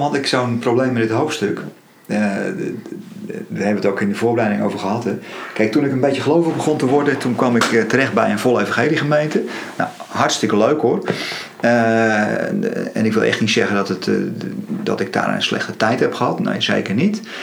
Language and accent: Dutch; Netherlands; we worden als Nederlanders niet voor niks Calvinistisch genoemd.